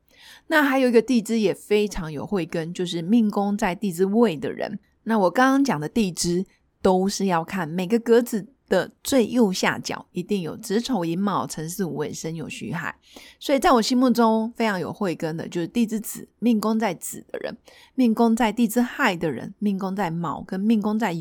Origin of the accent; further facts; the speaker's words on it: China; 原因是我们就是中国人，中国人毕竟有五千年以上的历史